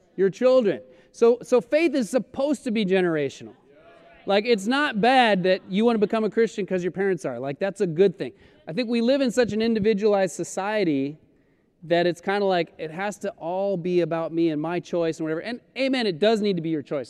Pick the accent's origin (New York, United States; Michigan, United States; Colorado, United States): Colorado, United States; moved away as an adult; also born or lived in Florida; now in Los Angeles, United States; I grew up in Colorado. I, I was born in Florida, but grew up in Colorado since I was seven